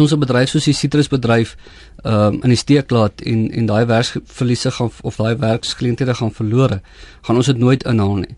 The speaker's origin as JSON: {"language": "Afrikaans", "country": "South Africa", "said": "ons as Suid-Afrikaners"}